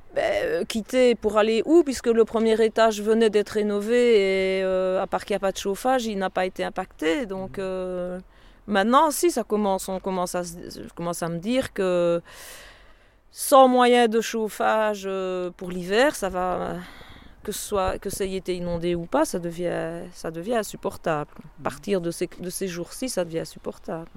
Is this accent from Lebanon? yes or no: no; Fraipont, Wallonia, Belgium; also born or lived in Tilff; je suis né à Tilf, mais j'habite Frépont depuis que j'ai l'âge de 6 ans.